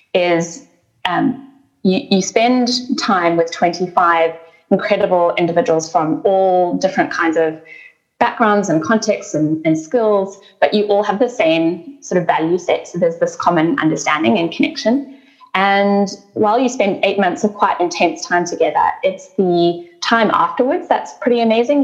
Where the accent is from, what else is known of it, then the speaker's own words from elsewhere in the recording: South Africa; now in Australia; I was born in South Africa and um, I grew up uh, in the context of the changeover from apartheid to a democratic country.